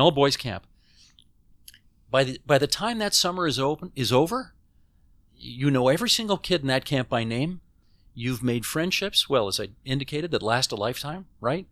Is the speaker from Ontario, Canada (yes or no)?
yes; Hamilton, Ontario, Canada; moved away as an adult; now in Toronto, Canada; I lived in Hamilton the first eighteen years of my life